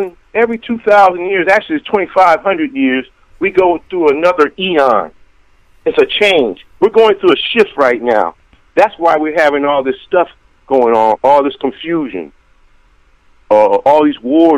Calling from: Albany, Georgia, United States; I'm calling from Albany, Georgia.

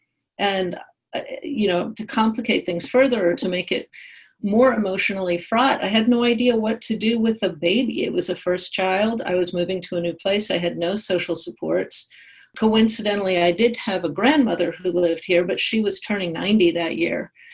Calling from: St. Louis, Missouri, United States; I wrote letters to the New York Times, and I always got picked up because I was suddenly … from St. Louis.

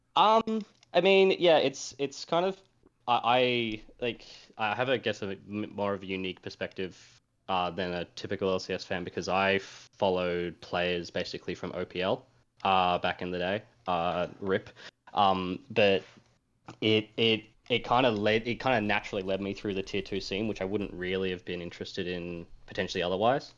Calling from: Melbourne, Victoria, Australia; I'm calling from Melbourne, Australia

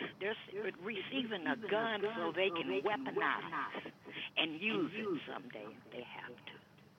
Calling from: Cleveland, Ohio, United States; from Cleveland.

